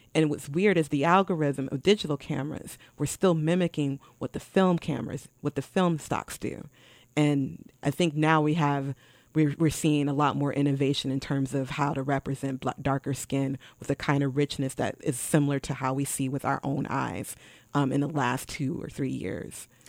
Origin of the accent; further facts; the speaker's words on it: Milwaukee, Wisconsin, United States; I visited America's Black Holocaust Museum in my hometown of Milwaukee